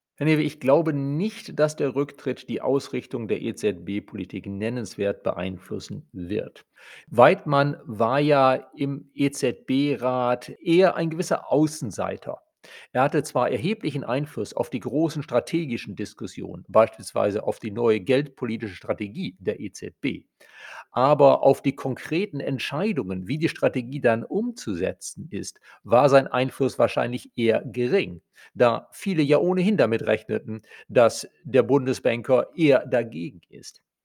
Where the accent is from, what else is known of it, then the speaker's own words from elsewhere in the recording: Germany; bei uns in Deutschland